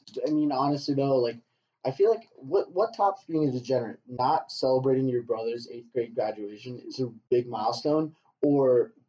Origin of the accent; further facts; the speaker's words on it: United States; Well, we're American. We're all American.